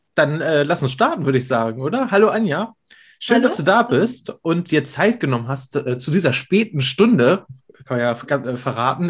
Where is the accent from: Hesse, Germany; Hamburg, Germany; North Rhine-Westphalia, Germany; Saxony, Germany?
Hamburg, Germany; moved away; also born or lived in Spandau, Berlin; gebürtiger Hamburger. Habe ich nicht immer in Hamburg gelebt, sondern auch äh, jahrelang in Spandau.